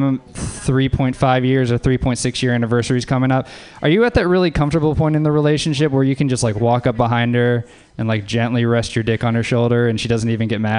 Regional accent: Louisiana, United States; everybody. I'm from Louisiana.

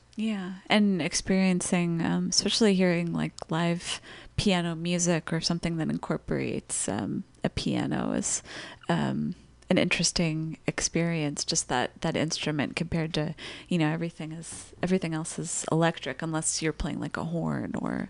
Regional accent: Los Angeles, California, United States; moved away as an adult; I grew up in Los Angeles

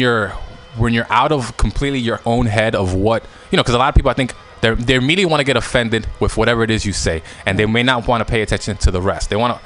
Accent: New York, United States; you're American, you're from New York

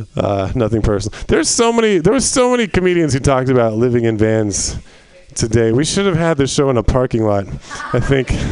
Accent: Northern California, United States; I grew up in Northern California

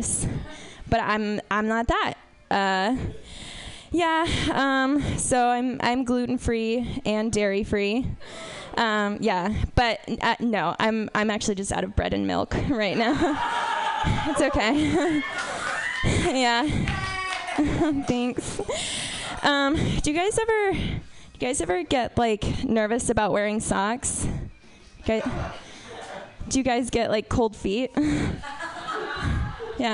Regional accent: Texas, United States; I'm from Texas.

